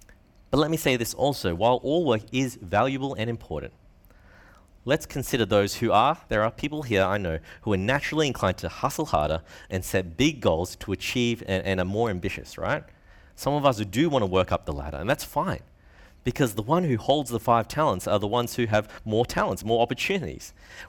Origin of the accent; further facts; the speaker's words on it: Brisbane, Queensland, Australia; here living in Brisbane, growing up in Brisbane. Many of us are from privileged homes.